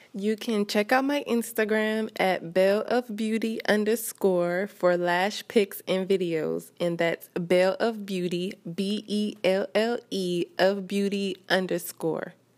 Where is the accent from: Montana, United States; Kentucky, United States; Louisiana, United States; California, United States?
Louisiana, United States; Baton Rouge; moved away as an adult; now in Houston, United States; my hometown of Baton Rouge